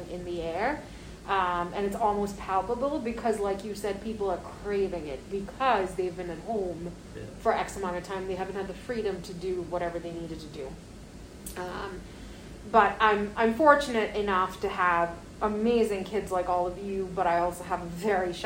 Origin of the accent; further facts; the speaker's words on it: India; moved away as an adult; now in United States; I grew up in India in the 90s